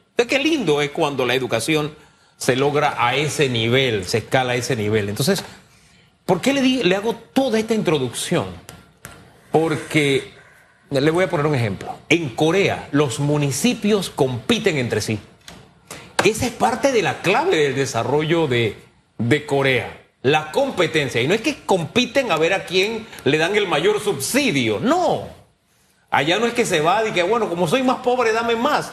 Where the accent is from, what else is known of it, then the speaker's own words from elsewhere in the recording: San Miguelito, Panama; yo crecí, gran parte de mi niñez fue en San Miguelito, en el Valle de San Isidro, en calle E, detrás de Boca de Lobo